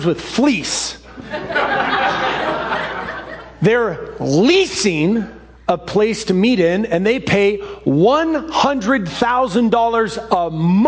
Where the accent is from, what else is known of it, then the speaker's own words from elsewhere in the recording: Seattle, Washington, United States; The childhood home that I grew up in Ballard that was built in 1918